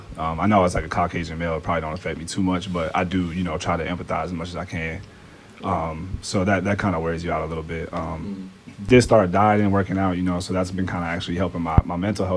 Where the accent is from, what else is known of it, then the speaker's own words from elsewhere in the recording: Arizona, United States; also born or lived in Newport News, Virginia; I was born in Newport News, raised in Arizona.